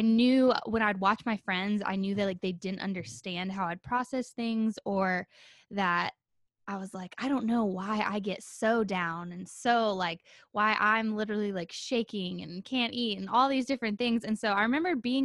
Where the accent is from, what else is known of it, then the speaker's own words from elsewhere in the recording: Nashville, Tennessee, United States; growing up in the Nashville scene